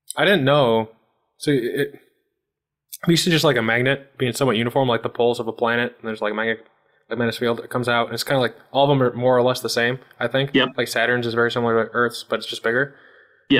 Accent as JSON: {"language": "English", "town": "Chicago", "region": "Illinois", "country": "United States", "said": "I'm from the Chicago region"}